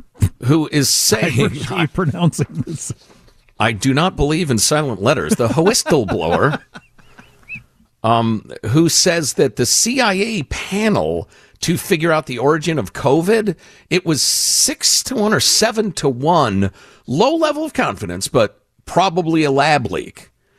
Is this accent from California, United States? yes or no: yes; California, United States; now in Wilmington, United States; I was at a gathering here in Wilmington, North Carolina, chatting with a woman about the fact that I was from California and didn't want a bunch of Californians to turn the Carolinas into California.